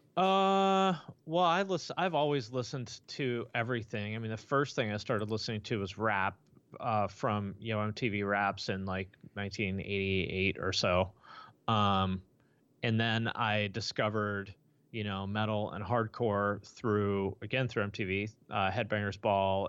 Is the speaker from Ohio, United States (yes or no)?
no; Bellingham, Washington, United States; was born in Bellingham, Washington, which is right near the Canadian border